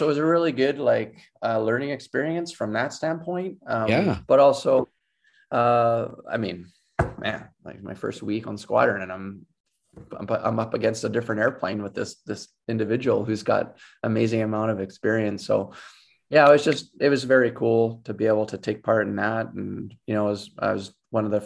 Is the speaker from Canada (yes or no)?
yes; Edmonton, Alberta, Canada; I'm from Edmonton.